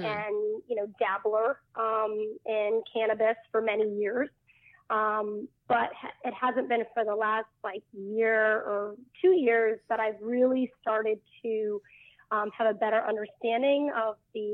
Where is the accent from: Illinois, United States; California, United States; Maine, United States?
Maine, United States; I grew up in Maine